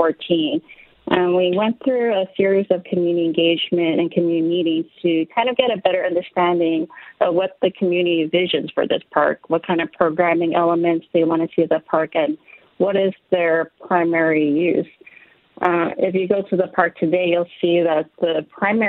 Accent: Los Angeles, California, United States; I grew up in Los Angeles in a neighborhood called Lincoln Heights

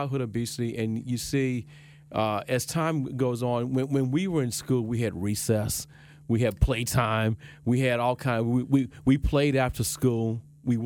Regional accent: Louisiana, United States; moved away; And I'm from Louisiana.

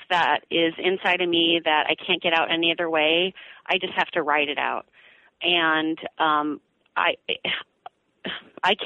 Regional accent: Bay Area, Northern California, United States; I'm from Northern California in the Bay Area. And I grew up in a suburban home

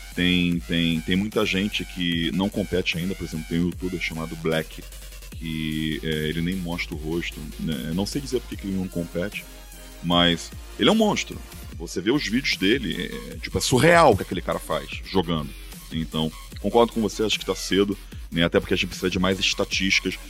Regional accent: Rio de Janeiro, Brazil; moved away as an adult; now in São Paulo, Brazil; eu sou carioca, né? Morava no Rio

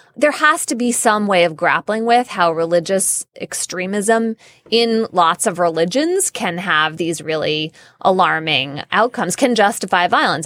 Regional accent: United States; American citizens

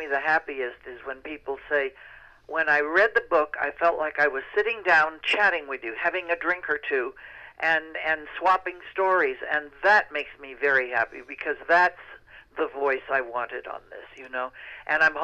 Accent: United States; Being an American, a very proud American

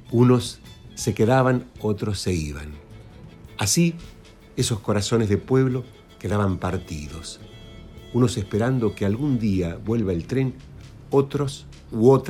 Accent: Quimilí, Santiago del Estero, Argentina; moved away; cuando vivía en Quimilí, mi pueblo, allá en Santiago del Estero. Quimilí deriva de quimil, un cactus de la familia de la tuna, pero sin ese fruto tan sabroso como es la tuna. De ahí vengo yo.

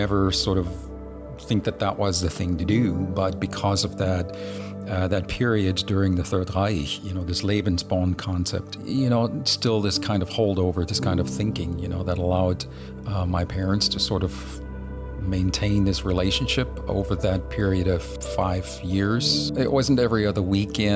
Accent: Germany; moved away as an adult; now in Dallas, United States; born and raised in Germany back in the early 60s.

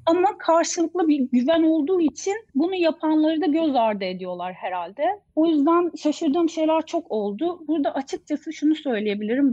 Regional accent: Ankara, Turkey; moved away as an adult; also born or lived in Istanbul, Turkey; now in Sweden; Ankaralıyım. Hayatımın 25 senesini Ankara'da geçirdim

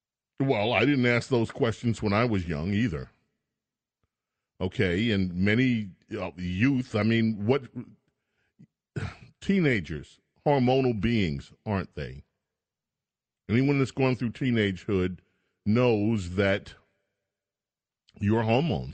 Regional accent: New York, United States; I grew up in New York during the midst of the sexual revolution.

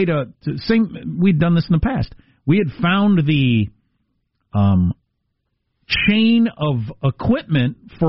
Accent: Wisconsin, United States; I grew up in Wisconsin.

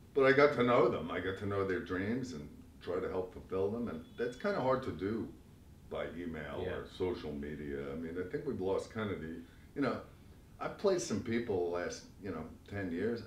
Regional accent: Long Island, New York, United States; also born or lived in Brooklyn, New York; I was born in Brooklyn, and like most uh, Brooklyn kids, uh, my family moved out to Long Island. I was raised on Long Island.

